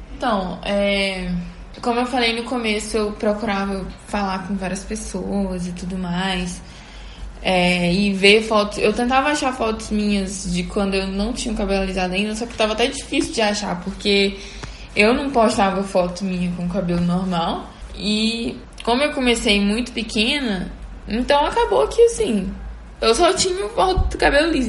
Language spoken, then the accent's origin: Portuguese; Teresina, Piauí, Brazil; now in Belo Horizonte, Brazil; eu tinha ido pra minha cidade, né, que eu sou de Teresina, mas tô morando em BH